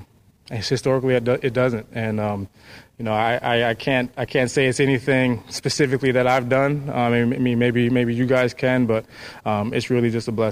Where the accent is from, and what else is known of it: Minnesota, United States